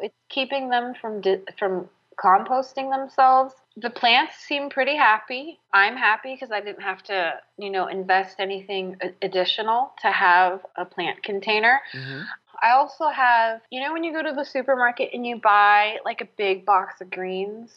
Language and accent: English; San Francisco, California, United States; moved away; I grew up in San Francisco